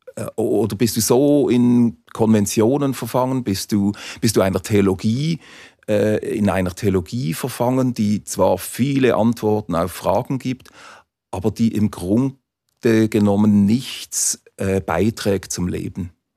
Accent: Basel, Basel-Stadt, Switzerland; Als Basler

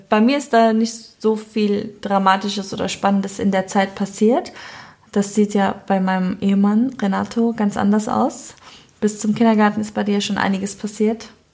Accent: Cologne, North Rhine-Westphalia, Germany; ich bin in Köln geboren, ich bin ein kölsches Mädchen, ich bin auch ähm, komplett in Köln aufgewohnt, äh, aufgewachsen natürlich

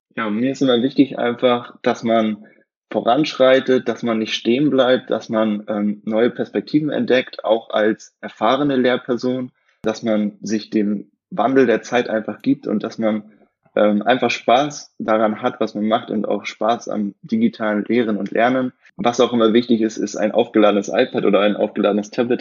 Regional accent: near Rostock, Mecklenburg-Vorpommern, Germany; moved away; also born or lived in Potsdam; ich komme aus der Nähe von Rostock, aus dem wunderschönen Bundesland

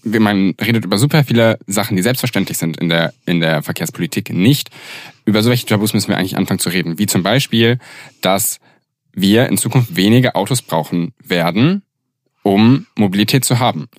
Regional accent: Göttingen, Lower Saxony, Germany; ich komme aus Göttingen

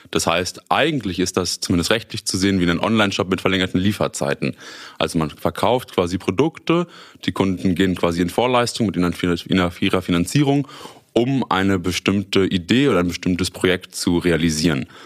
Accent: Münster, North Rhine-Westphalia, Germany; ich bin 27 Jahre alt, komme gebürtig aus Münster, habe hier auch damals Abitur gemacht und bin dann nach meinem Studium, nach meiner Schule nach Osnabrück für das Studium gegangen

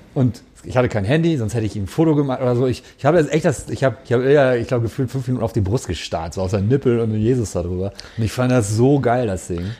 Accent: Gelsenkirchen, North Rhine-Westphalia, Germany; also born or lived in Cologne; ich komme aus Gelsenkirchen, aus dem Ruhrpott

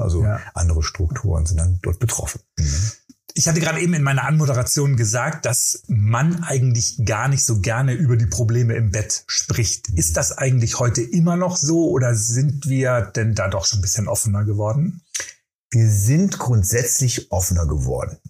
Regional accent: Germany; wir Deutsche

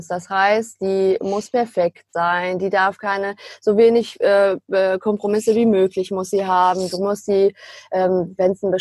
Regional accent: Münster, North Rhine-Westphalia, Germany; da ich mein Schülerpraktikum mit 16 schon beim Immobilienmakler ähm, damals in meiner Heimatstadt Münster gemacht hatte

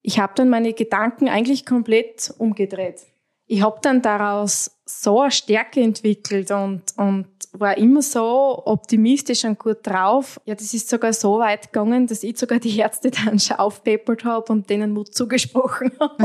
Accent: Styria, Austria; ich komme aus der Steiermark, aus Österreich.

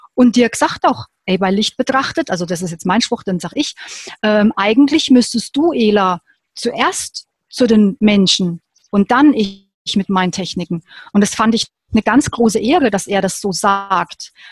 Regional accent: Würzburg, Bavaria, Germany; ich bin in Würzburg geboren und habe da auch noch dort gelebt

